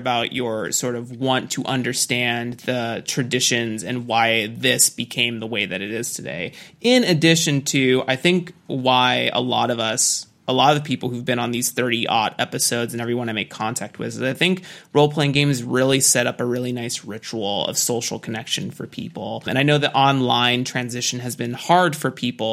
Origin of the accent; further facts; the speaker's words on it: San Joaquin County, California, United States; also born or lived in Roseville, California; I was born in Rosewood City in Northern California. I lived in the San Joaquin County area for 12 years, my kid life